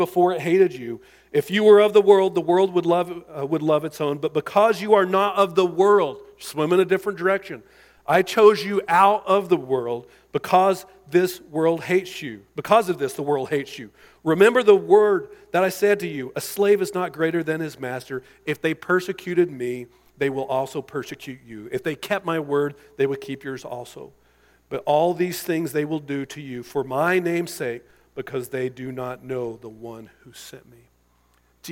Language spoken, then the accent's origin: English; United States; as American Christians